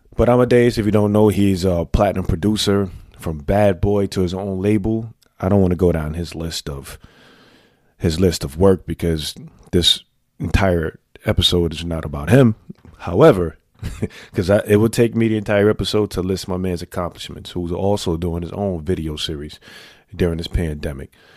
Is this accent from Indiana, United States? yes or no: no; New York City, New York, United States; I made it thirty-eight years growing up in the Bronx